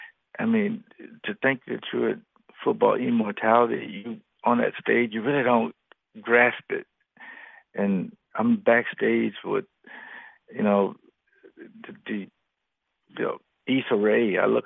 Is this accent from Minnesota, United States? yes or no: no; Jacksonville, Florida, United States; I remember, I grew up in Duval County in Jacksonville, and that's where he lives.